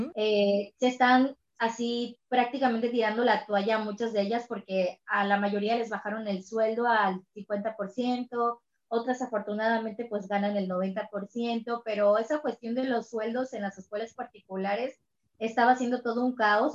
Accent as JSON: {"language": "Spanish", "town": "Cancún", "region": "Quintana Roo", "country": "Mexico", "said": "Yo soy de Cancún, Quintana Roo"}